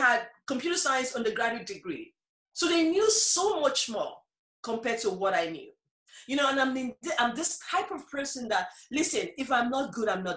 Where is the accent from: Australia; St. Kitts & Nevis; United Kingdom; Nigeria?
Nigeria; moved away as an adult; now in Ireland; I was originally from Nigeria